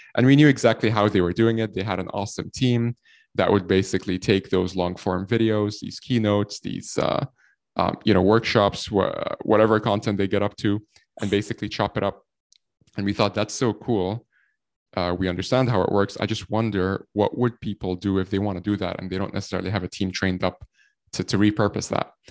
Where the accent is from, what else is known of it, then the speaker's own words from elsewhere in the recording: Egypt; now in Ireland; I'm from Egypt. Uh, we're based here out of, uh, Ireland. And, uh, I've been in Ireland for the last, like, ten, eleven years or so